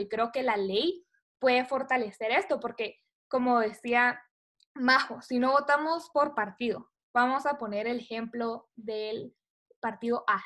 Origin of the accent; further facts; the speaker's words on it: Guatemala; como guatemaltecos